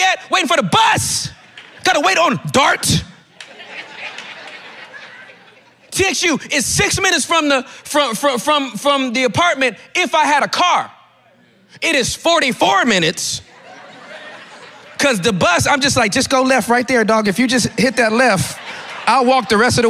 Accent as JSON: {"language": "English", "region": "California", "country": "United States", "also_born_or_lived": "Dallas, Texas", "moved": "as an adult", "said": "I'm from California"}